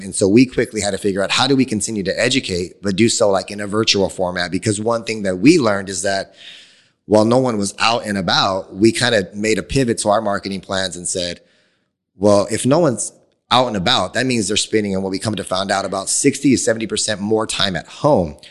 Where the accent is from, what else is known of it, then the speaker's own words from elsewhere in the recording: Phoenix, Arizona, United States; being born and raised in Phoenix